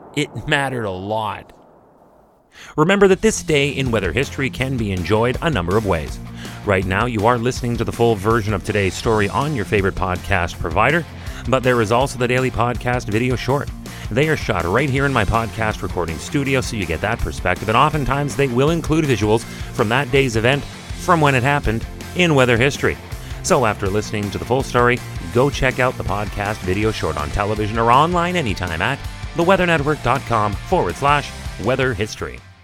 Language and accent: English; Canada